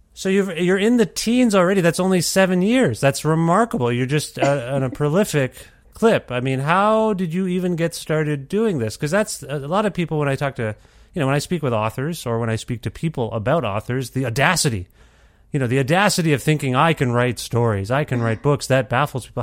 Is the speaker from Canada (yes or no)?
yes; Ontario, Canada; now in Alberta, Canada; I grew up in Ontario and now I live in Alberta